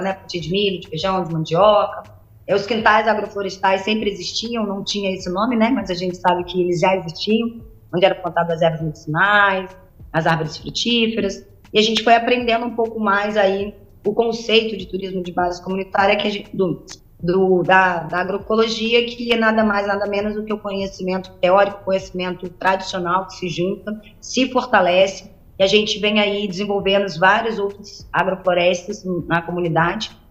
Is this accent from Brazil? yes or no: yes; Paraty, Rio de Janeiro, Brazil; nascida e criada aqui no Quilombo Campinho da Independência